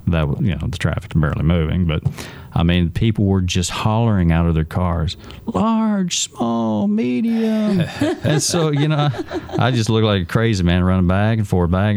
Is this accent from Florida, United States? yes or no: yes; Florida, United States; I'm from Florida